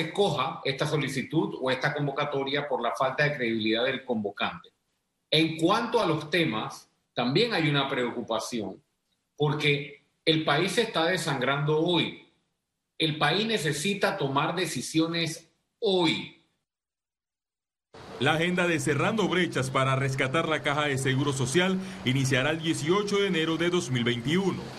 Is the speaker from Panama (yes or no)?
yes; Panama; Y nosotros como panameños queremos entender cómo vamos a darle respuesta a esos cientos de miles de panameños que no tienen trabajo.